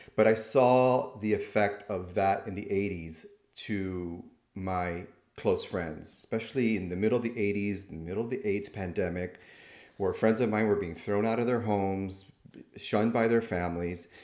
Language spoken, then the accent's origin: English; Miami, Florida, United States; I'm born and raised in Miami